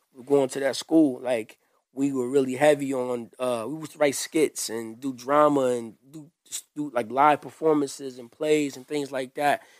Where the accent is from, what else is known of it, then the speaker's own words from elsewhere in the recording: Grand Rapids, Michigan, United States; I grew up here in Grand Rapids on the Southeast side.